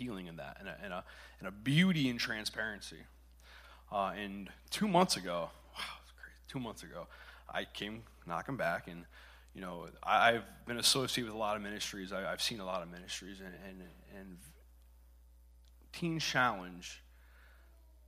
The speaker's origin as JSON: {"language": "English", "region": "Connecticut", "country": "United States", "said": "I'm from Connecticut"}